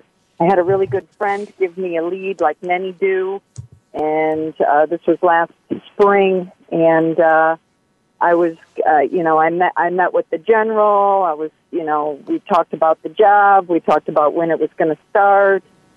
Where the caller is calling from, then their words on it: Illinois, United States; I'm calling from Illinois.